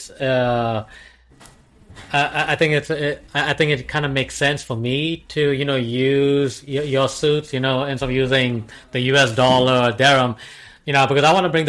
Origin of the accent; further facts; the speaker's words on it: Dubai, United Arab Emirates; moved away; also born or lived in United States; I was born and brought up in Dubai. I moved to the States, and I crash landed back to Dubai